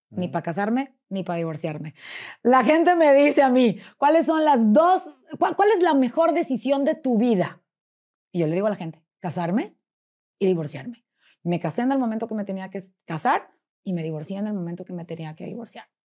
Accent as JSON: {"language": "Spanish", "region": "Puebla", "country": "Mexico", "moved": "yes", "lives_now": "Monterrey, Mexico", "said": "hola, yo soy …, vengo de Puebla y soy conferencista y soy cuando se les ofrezca, aquí estoy."}